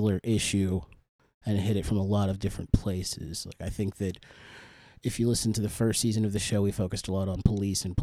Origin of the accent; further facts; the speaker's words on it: United States; I am an American